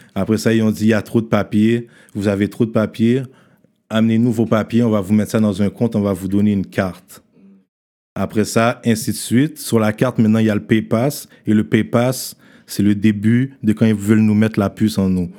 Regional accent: Haiti; On est haïtien

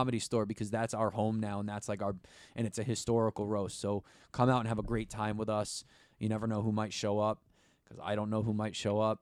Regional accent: East Coast, United States; I grew up on the East Coast

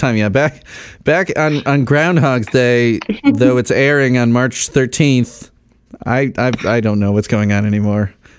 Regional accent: Chicago, Illinois, United States; as a Chicagoan

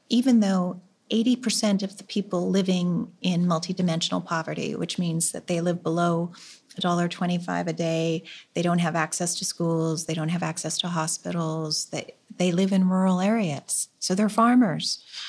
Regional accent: Canada; as a Canadian farmer

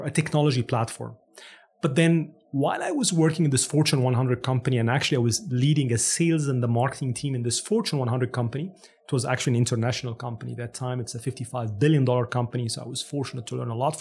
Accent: Cairo, Cairo Governorate, Egypt; English is a second language; moved away as an adult; now in Canada; I'm actually born and raised in Cairo, Egypt.

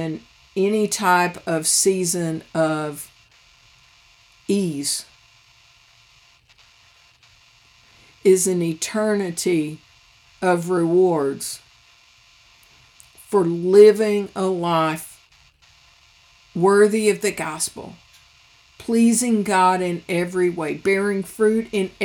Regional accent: United States; each of us as American Christians

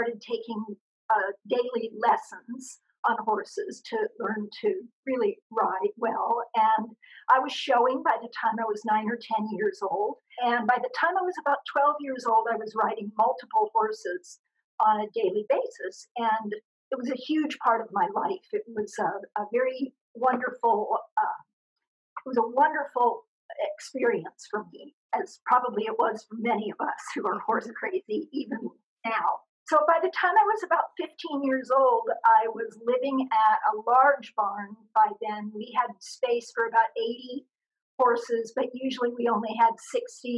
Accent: Scottsdale, Arizona, United States; I grew up in a very, very small town, which is now a big city. It was Scottsdale, Arizona.

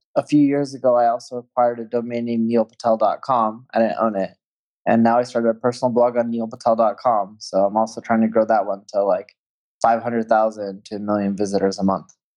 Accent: Orange County, California, United States; now in Las Vegas, United States; I grew up in Orange County, California

